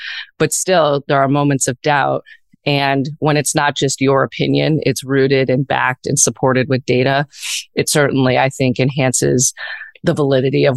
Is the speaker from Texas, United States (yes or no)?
no; outside of Chicago, Illinois, United States; moved away; growing up outside of Chicago